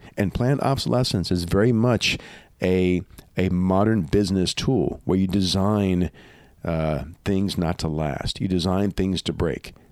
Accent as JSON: {"language": "English", "region": "Louisiana", "country": "United States", "tie": "born or raised there", "said": "where I grew up in Louisiana"}